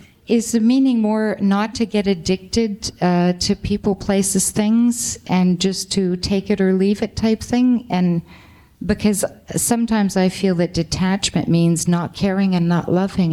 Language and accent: English; Canada; I come from Canada, so there's snow up to your knees